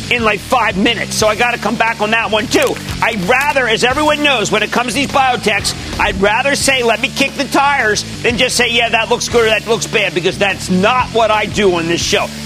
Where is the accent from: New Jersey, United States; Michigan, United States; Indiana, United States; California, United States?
New Jersey, United States; Mountainside; I'm from Mountainside, New Jersey.